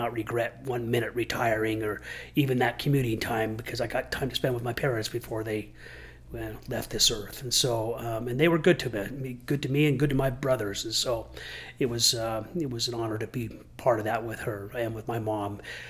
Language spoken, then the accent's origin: English; Midvale, Utah, United States; also born or lived in Draper, Utah; I grew up in Draper, Midvale area. I grew up in Midvale for the first 13 years of my life and then Draper the rest of my life. And so that's back when Draper was a farm town and I loved it.